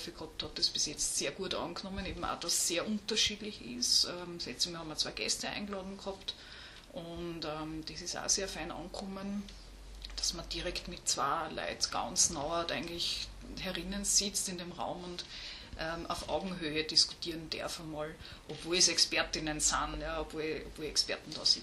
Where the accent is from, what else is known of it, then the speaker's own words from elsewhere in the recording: Upper Austria, Austria; Also ich habe ganz normal Gymnasium gemacht, ähm, bin aus Oberösterreich auch.